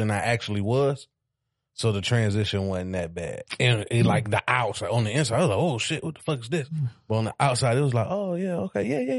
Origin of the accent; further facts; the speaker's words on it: Douglasville, Georgia, United States; also born or lived in Detroit, Michigan / Decatur, Georgia; I'm originally from Douglasville.